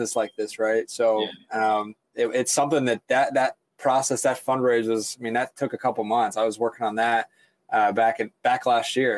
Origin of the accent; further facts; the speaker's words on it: Chillicothe, Ohio, United States; also born or lived in Athens, Ohio / Columbus, Ohio; I'm born and raised here in Ohio. I grew about an hour south of Columbus